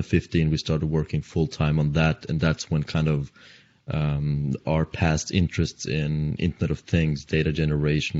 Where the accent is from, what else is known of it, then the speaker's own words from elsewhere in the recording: Oslo region of Norway, Norway; from Norway and the Oslo region of Norway.